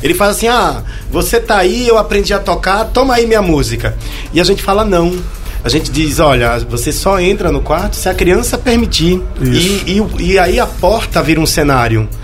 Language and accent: Portuguese; Pernambuco, Brazil; eu sou pernambucano